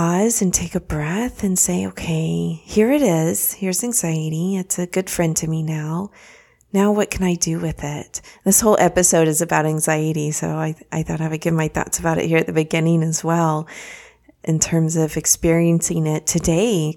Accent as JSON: {"language": "English", "town": "Dallas", "region": "Texas", "country": "United States", "tie": "born or raised there", "also_born_or_lived": "Austin, Texas", "moved": "as an adult", "lives_now": "Florida, United States", "said": "I grew up in the Dallas area and then went to school in Austin at the University of Texas at Austin"}